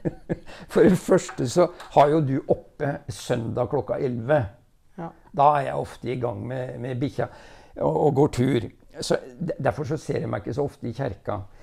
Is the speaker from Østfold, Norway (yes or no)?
yes; Rygge, Østfold, Norway; also born or lived in Nesbyen, Hallingdal / Jeløya, Moss; vokste jeg opp først på Larkollen, og så i Rygge, og så i Råde